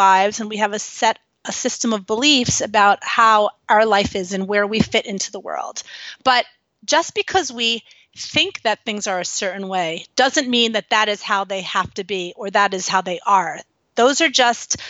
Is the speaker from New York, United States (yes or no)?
yes; New York City, New York, United States; I grew up in New York City.